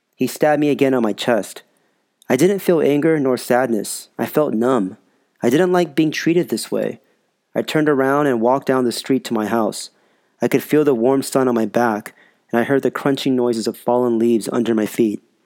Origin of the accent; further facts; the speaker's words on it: Los Angeles, California, United States; also born or lived in Sun Valley; as I grew up later in the San Fernando Valley